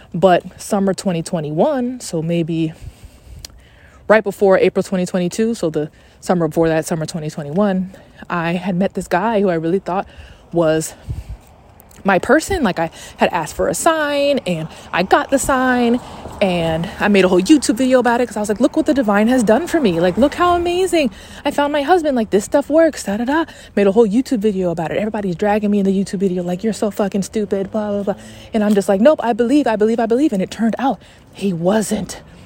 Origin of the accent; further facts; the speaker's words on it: Atlanta, Georgia, United States; also born or lived in Texas; I'm from Atlanta